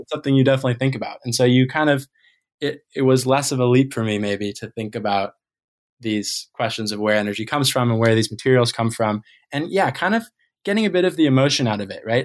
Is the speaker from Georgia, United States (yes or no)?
no; Maine, United States; growing up in Maine